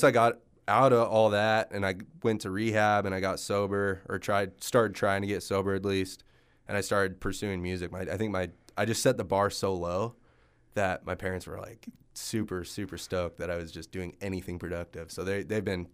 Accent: Texas, United States; moved away; I'm from Texas, and so I go down there and visit my family and stuff

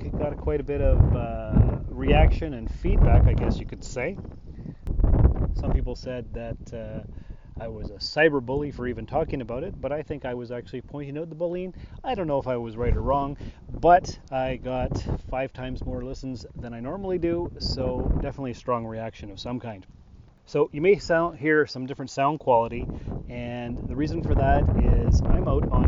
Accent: Sault Ste. Marie, Ontario, Canada; moved away; I was born in Sault Ste. Marie, Ontario, which is a border town. It is on the border of Canada and the U.S., and we share Lake Superior. We're right on the St. Mary's River, if that helps. Probably doesn't. But the fact is, for the first 20 years of my life, I grew up on the border town.

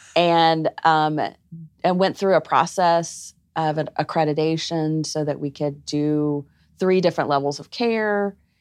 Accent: Arkansas, United States; moved away; also born or lived in Georgia; I was born in Arkansas and all my family is there.

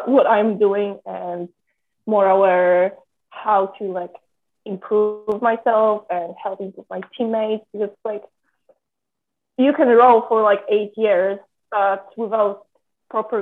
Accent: Poland; now in Florida, United States; I'm from Poland, and I came to State to row.

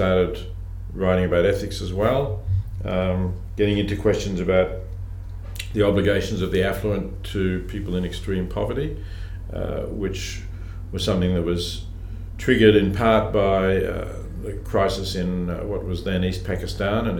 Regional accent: Melbourne, Victoria, Australia; I grew up in Melbourne

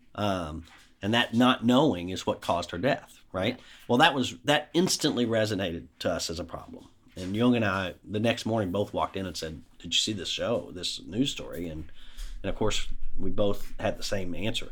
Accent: Shepherdsville, Kentucky, United States; I grew up in Bullock County, Shepherdsville, Mount Washington, went to public schools throughout

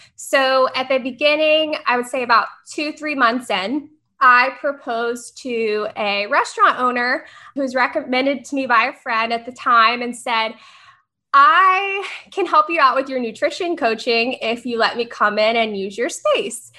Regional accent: Tennessee, United States; moved away as an adult; now in Florida, United States; I'm from Tennessee

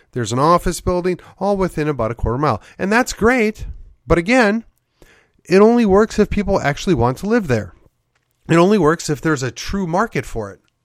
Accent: Midwest, United States; now in McKinney, United States; I grew up in the Midwest

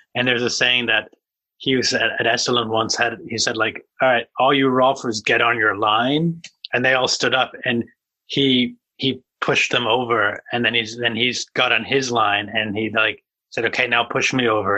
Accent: New England, United States; I'm I'm I'm from New England

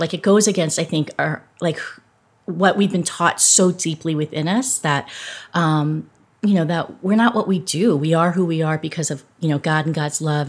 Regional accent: Southern California, United States; I grew up in Southern California

